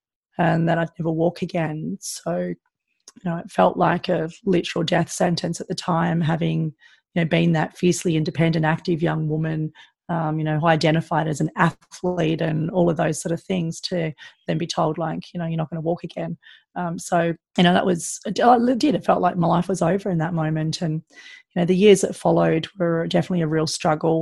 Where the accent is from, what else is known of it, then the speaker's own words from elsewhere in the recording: Sydney, New South Wales, Australia; growing up in Sydney, it's a pretty good lifestyle